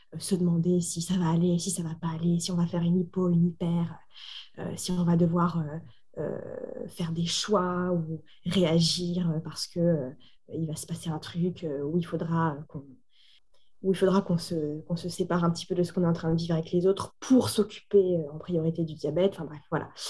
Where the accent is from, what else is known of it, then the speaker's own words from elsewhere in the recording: Normandy, France; je suis originaire donc, de Normandie